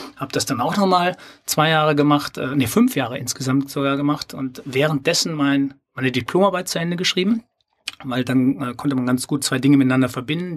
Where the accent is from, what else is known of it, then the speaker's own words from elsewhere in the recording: Sauerland, North Rhine-Westphalia, Germany; moved away as an adult; also born or lived in Cologne; ich bin ja gebürtiger Sauerländer